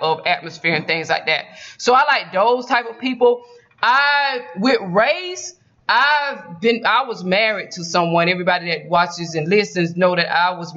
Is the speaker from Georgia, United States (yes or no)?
yes; Georgia, United States; I'm from Georgia